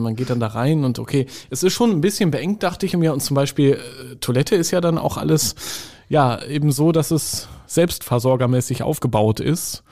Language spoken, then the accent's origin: German; Northern Germany, Germany; ich bin ja im Norden groß geworden